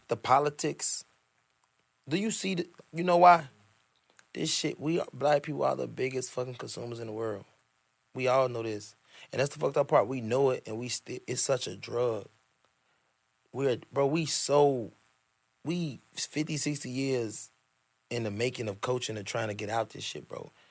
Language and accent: English; Chicago, Illinois, United States; the South Side. I'm from the South Side. My mama grew up on the East Side of Chicago. I'm an East Side baby for real and I'm a Southside baby for real.